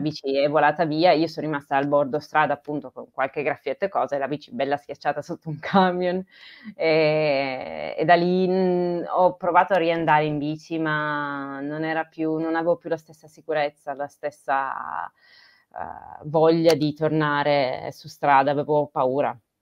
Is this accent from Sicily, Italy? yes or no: no; Turin, Piedmont, Italy; also born or lived in Trentino / Grugliasco / Bruino; io sono piemontese, Torino. Torino, ho vissuto fino ai 18, 20, sì, 20 anni insomma a Torino